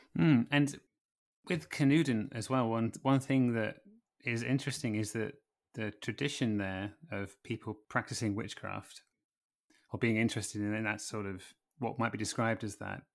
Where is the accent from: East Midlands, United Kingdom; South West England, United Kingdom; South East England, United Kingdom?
East Midlands, United Kingdom; Lincolnshire; I'm from Lincolnshire